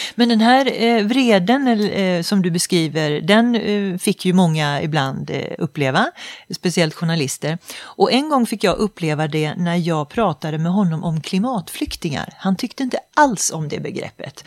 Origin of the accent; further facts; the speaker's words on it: Sweden; känna sig lite stolt som svensk